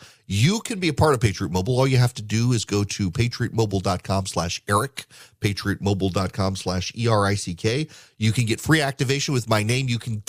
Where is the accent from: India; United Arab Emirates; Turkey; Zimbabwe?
United Arab Emirates; Dubai; But when I was a kid growing up in Dubai, Charles and Diana were on a tour of the Middle East